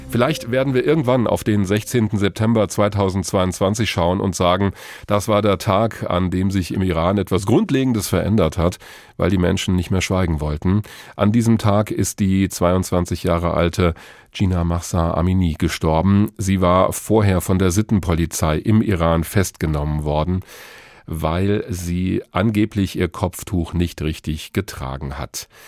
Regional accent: Germany; hier bei uns in Deutschland

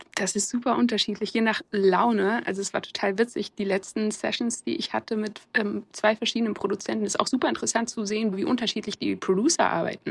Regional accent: Germany; ich bin in Deutschland geboren, ist ja obvious, dass ich deutsch bin

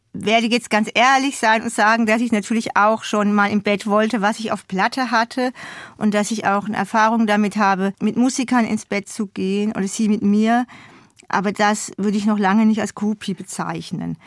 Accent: Odenwald, Hesse, Germany; also born or lived in Hamburg; now in Berlin, Germany; ich durfte da sozusagen zurück in meine Heimat fahren, um meinen Zungenschlag zu verbessern

